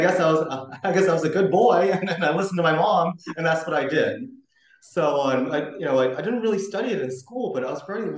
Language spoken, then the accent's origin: English; Boston, Massachusetts, United States; I'm Japanese American, and I grew up here in Boston